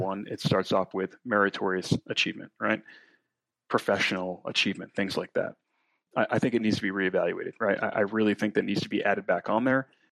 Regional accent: New England, United States; moved away; I'm from New England. Lexington Concord is right up the road.

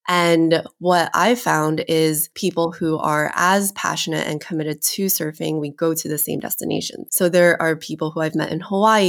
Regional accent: China; So I think my childhood was somewhat different in the fact that I came from China.

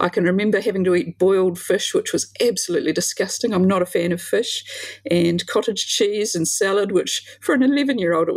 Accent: New Zealand; A lot of country kids, I grew up in the country

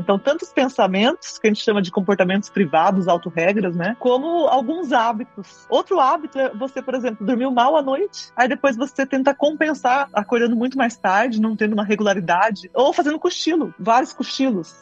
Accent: northern Paraná, Brazil; Eu sou do norte do Paraná, a gente chama privada de patente

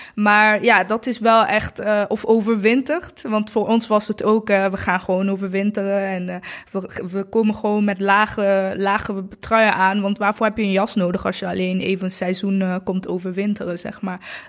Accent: Eindhoven, North Brabant, Netherlands; Ik ben acht jaar in Eindhoven opgegroeid

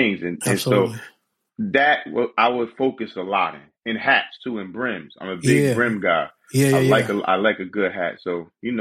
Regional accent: Paterson, New Jersey, United States; also born or lived in Bergen County, New Jersey; So I was born in Bergen County, but I was raised in Paterson, New Jersey

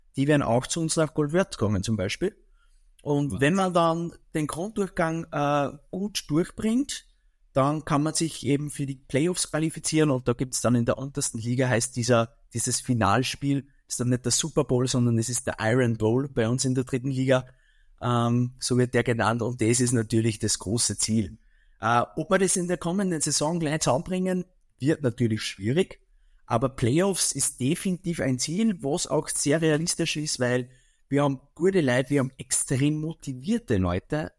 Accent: Mühlviertel, Upper Austria, Austria; bei uns im Mühlviertel

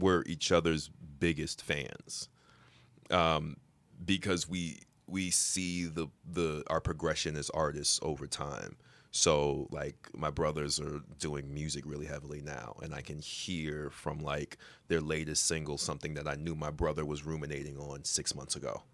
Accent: New York, United States; I'm a New Yorker

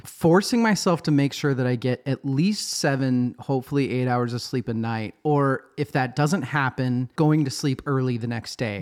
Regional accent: United States; we're American

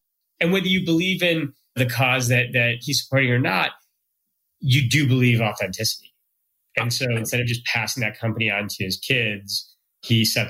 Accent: Chicago, Illinois, United States; I grew up in Chicago during the 90s.

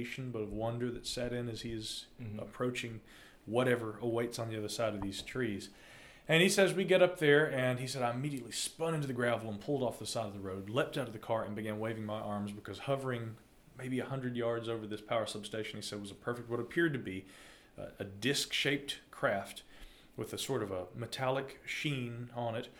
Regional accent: North Carolina, United States; my home state of North Carolina

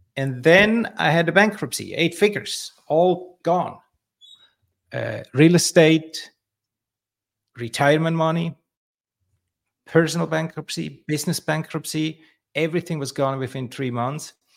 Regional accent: Switzerland; I grew up in Switzerland, uh, in an orphanage.

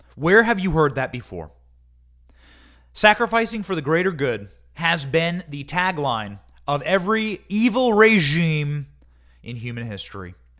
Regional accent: Iowa, United States; I grew up in Iowa

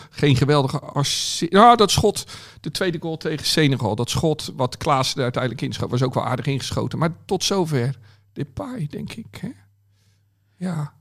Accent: Netherlands; als Nederlander

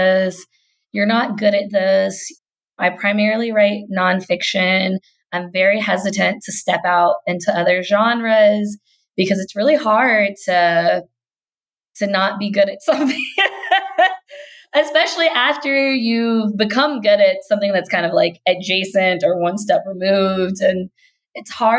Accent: Kentucky, United States; So I'm a Black Southern millennial. Like, I grew up in the South. I grew up in Kentucky

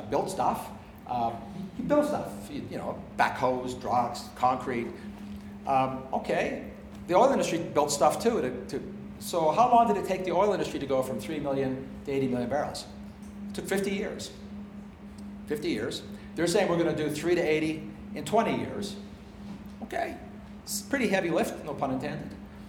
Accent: Canada; also born or lived in United States; I'm ambidextrous on pounds in the British system because I grew up in Canada and in America.

